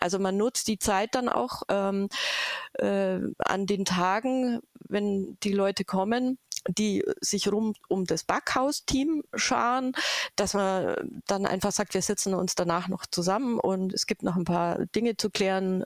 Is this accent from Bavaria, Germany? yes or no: yes; Augsburg area, Bavaria, Germany; ich komme aus der Augsburger Gegend